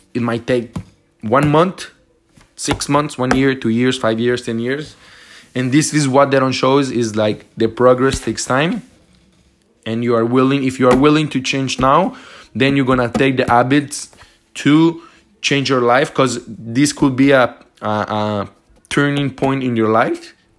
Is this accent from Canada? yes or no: yes; Montreal, Quebec, Canada; I'm from Montreal